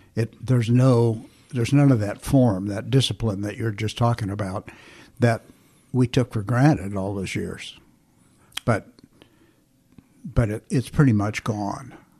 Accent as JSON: {"language": "English", "town": "Flint", "region": "Michigan", "country": "United States", "tie": "born or raised there", "also_born_or_lived": "Indianapolis, Indiana / California", "moved": "yes", "said": "I was born in Flint, Michigan"}